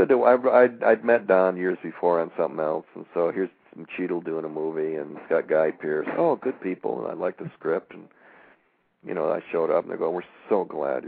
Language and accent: English; Michigan, United States; I'm from Michigan